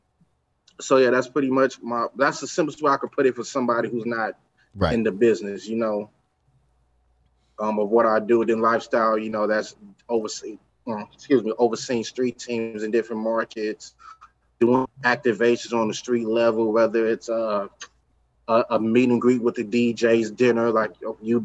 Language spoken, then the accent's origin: English; Los Angeles, California, United States; I come from the east side